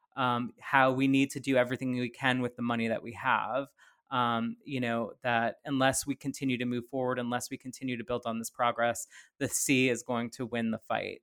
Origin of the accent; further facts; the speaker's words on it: Plaquemines Parish, Louisiana, United States; moved away as an adult; also born or lived in San Francisco Bay Area; having grown up in, in Plaquemines Parish